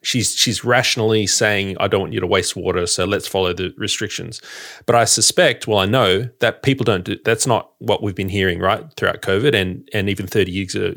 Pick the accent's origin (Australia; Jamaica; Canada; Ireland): Australia; Sydney, New South Wales; now in Victoria, Australia; I'm an outsider in Victoria. You know, I've, I, I'm from Sydney